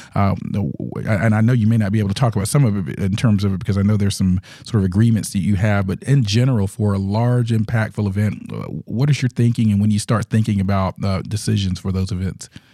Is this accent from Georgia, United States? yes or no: yes; Georgia, United States; I grew up in the South as well here in Georgia